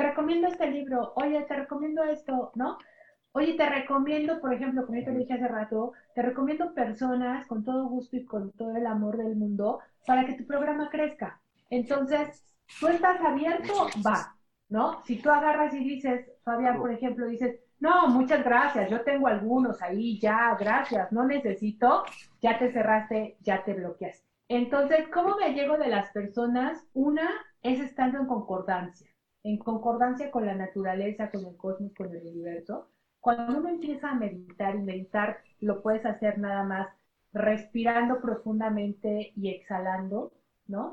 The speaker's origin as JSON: {"language": "Spanish", "country": "Mexico", "said": "soy la segunda mexicana"}